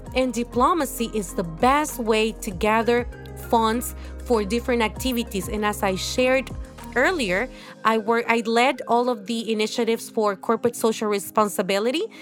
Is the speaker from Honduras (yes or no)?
yes; Honduras; moved away as an adult; also born or lived in Mexico; now in Salvador de Bahia, Brazil; I'm from Honduras, uh, um, a country in Central